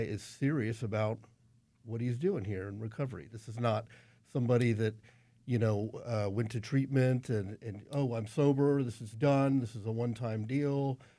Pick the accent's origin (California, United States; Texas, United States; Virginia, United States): Texas, United States; San Antonio; moved away as an adult; now in Austin, United States; I'm from San Antonio